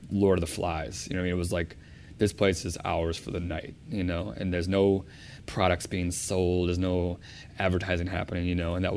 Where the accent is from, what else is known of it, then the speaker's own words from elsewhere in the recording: Chicago, Illinois, United States; We're both from Chicago.